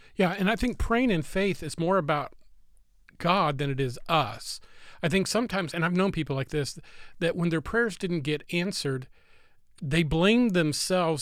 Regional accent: United States; I'm an American

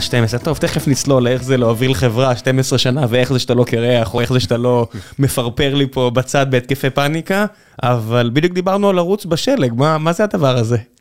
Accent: Beersheba, Southern District, Israel; כבאר שבעי

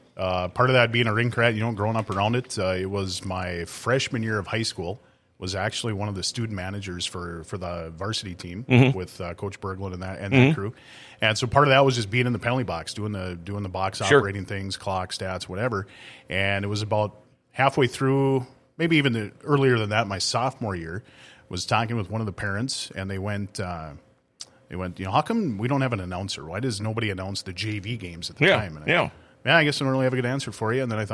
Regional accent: Thief River Falls, Minnesota, United States; First and foremost, my dad was one of the rink guys in Thief River for 40 years.

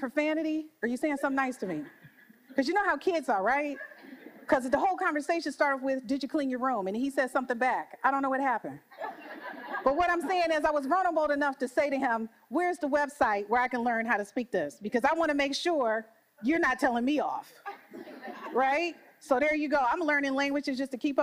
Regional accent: Detroit, Michigan, United States; I'm from Detroit.

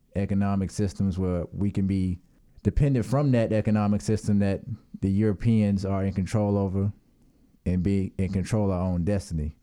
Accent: United States; I'm from the United States

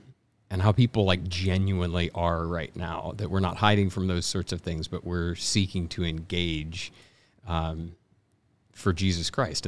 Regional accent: Irving, Texas, United States; Originally Texas, right outside of Dallas, Irving, where the Cowboys play.

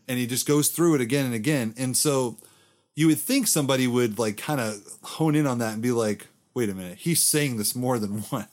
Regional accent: Florida, United States; I'm from Florida

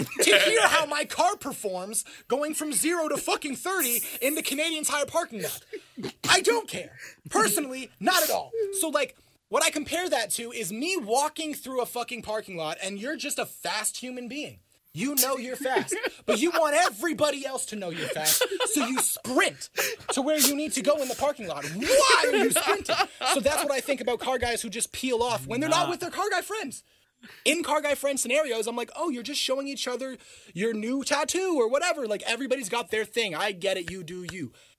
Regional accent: Bromsgrove, West Midlands, United Kingdom; I grew up on Bromsgrove, like, and that's where I've lived, and I lived on Bromsgrove for 20 years

